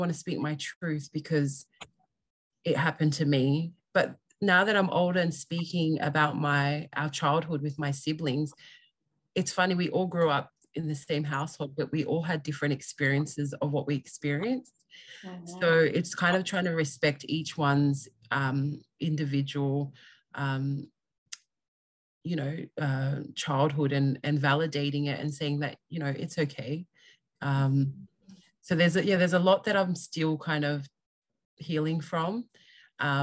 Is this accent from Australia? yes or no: yes; Australia; I am full Tongan. I was born and raised in Australia